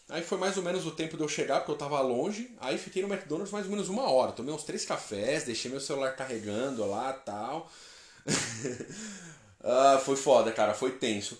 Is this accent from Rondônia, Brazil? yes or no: no; interior of São Paulo, Brazil; accent: caipira; eu sou do interior de São Paulo, falo porta